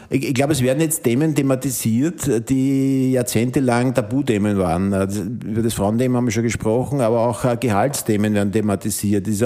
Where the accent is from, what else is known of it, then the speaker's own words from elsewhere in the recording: Upper Austria, Austria; ich komme aus dem Innviertel.